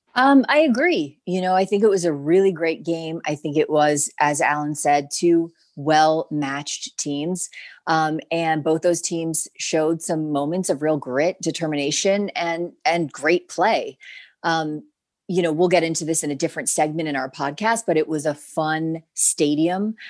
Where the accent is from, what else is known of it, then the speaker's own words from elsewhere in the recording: New Jersey, United States; moved away; I'm from Jersey.